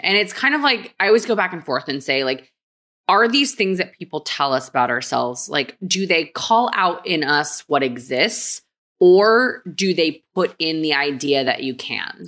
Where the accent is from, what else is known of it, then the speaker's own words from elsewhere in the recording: San Antonio, Texas, United States; also born or lived in Korea; I was born in Korea and then moved to Texas when I was four.